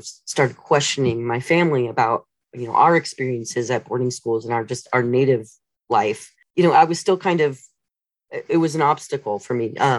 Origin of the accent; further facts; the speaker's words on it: Southern California, United States; growing up, and I grew up in Southern California, where, you know, we tend to be more amenable to Native cultures, especially I was in Chumash territory.